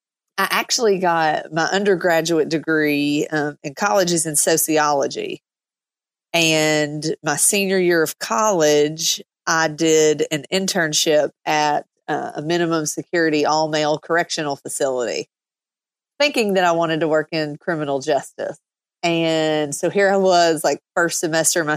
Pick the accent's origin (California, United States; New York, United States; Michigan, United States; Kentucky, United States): Kentucky, United States; South Central; moved away as an adult; now in Tampa, United States; I grew up in South Central Kentucky, which is about an hour and a half north of Nashville